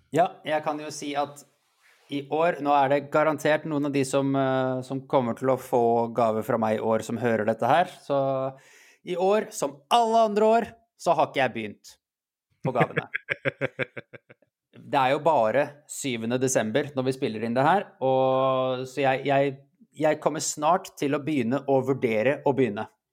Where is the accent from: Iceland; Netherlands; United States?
Iceland; Jeg er islandsk